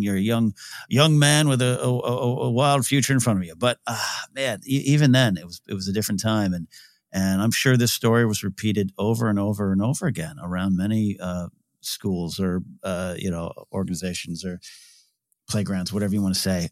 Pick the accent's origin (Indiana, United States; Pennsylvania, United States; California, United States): California, United States; Central Coast; moved away; my hometown, Central Coast, California